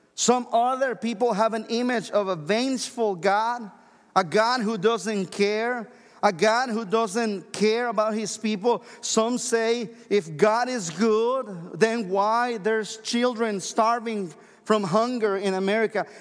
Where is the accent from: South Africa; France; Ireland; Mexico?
Mexico; moved away as an adult; now in United States; I'm originally from Mexico, and when I lived there all the way until I was twenty-three years old